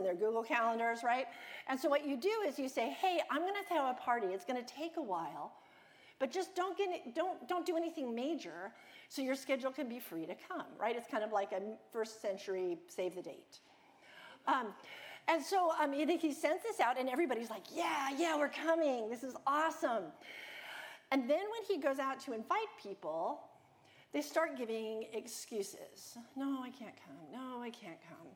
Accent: United States; I'm American, and I tend to think like an American or a Westerner

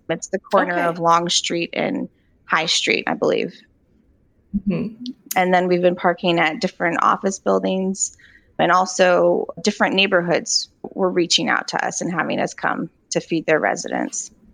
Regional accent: Charlottesville, Virginia, United States; I grew up here in Charlottesville, so we're both from here

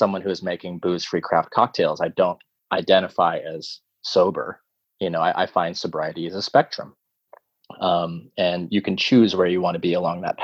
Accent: Tulsa, Oklahoma, United States; moved away; also born or lived in New York City; since I was a kid growing up in Tulsa, Oklahoma

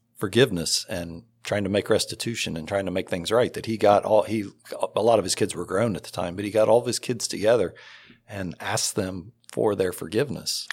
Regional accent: Circleville, Ohio, United States; moved away as an adult; also born or lived in Washington Court House, Ohio; now in Delaware, United States; I was raised in Circleville, Ohio, and we went to the Episcopal church there.

